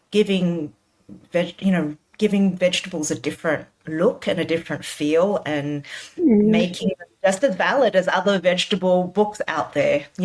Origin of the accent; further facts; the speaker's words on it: Australia; I am proudly Chinese, I'm proudly Australian, and this is how I cook.